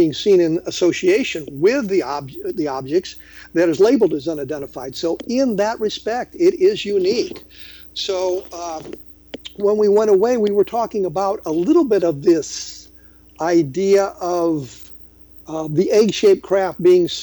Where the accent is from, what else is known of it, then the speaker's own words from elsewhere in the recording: Aurora, Colorado, United States; as a teenager growing up in Aurora, Colorado